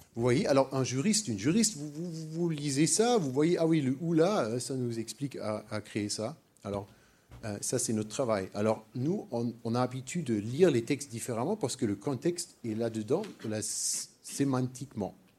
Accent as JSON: {"language": "French", "country": "Germany", "also_born_or_lived": "Paris", "second_language": "French", "said": "je, suis allemand, je suis pas français"}